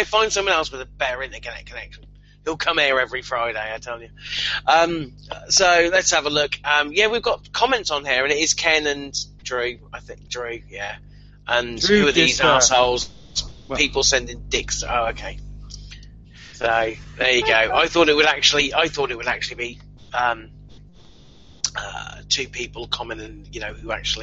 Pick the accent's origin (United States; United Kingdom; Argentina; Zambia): United Kingdom; I'm from Britain